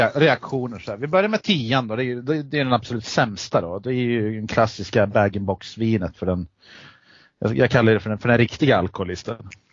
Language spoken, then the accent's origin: Swedish; Eskilstuna, Södermanland, Sweden; vi är från Eskilstuna